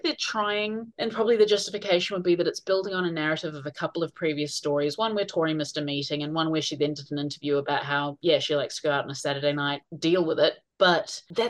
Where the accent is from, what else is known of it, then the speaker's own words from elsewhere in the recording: Auckland, New Zealand; now in Wellington, New Zealand; I'm from Auckland